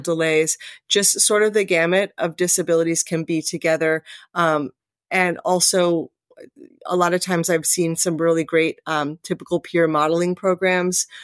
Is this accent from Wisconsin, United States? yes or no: no; Anchorage, Alaska, United States; moved away as an adult; also born or lived in Las Vegas, Nevada; now in Camas, United States; I grew up in Anchorage, Alaska.